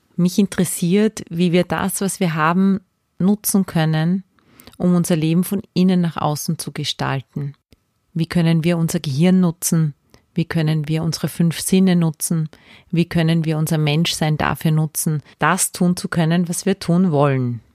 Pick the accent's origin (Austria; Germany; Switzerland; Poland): Austria; Salzburg; moved away as an adult; also born or lived in Graz / Vienna; Ich bin Salzburgerin. Ich bin nach der Ausbildung zur Kindergartenpädagogin nach Graz gezogen.